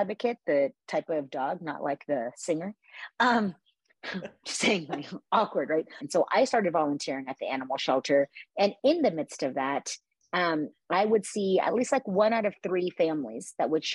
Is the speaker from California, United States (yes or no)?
yes; Orange County, California, United States; also born or lived in Los Angeles, California; I grew up in Orange County, California, very privileged, single family home.